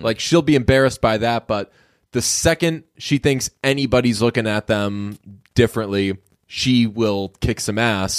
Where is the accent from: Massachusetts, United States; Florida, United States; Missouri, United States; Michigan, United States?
Massachusetts, United States; Boston; I'm from Boston